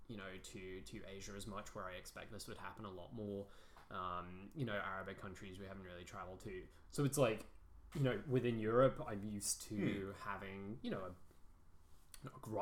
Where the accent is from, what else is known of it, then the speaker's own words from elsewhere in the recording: Cambridge, East of England, United Kingdom; I'm from Cambridge, you know, an hour's train ride away from London.